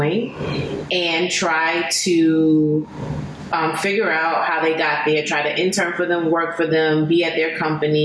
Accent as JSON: {"language": "English", "country": "United States", "said": "as an American"}